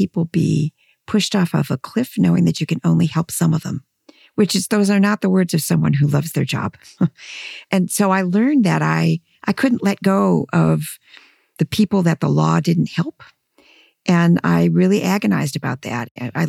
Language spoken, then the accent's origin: English; Midwest, United States; And so I grew up in this lovely, messy, extended immigrant family. You know, it shaped who I am. And being a Midwesterner shaped who I am.